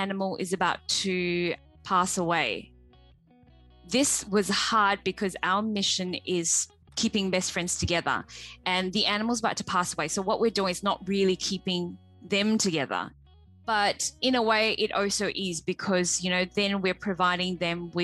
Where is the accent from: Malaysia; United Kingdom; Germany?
Malaysia; moved away as an adult; I came from Malaysia 18 years ago to study. I came here alone.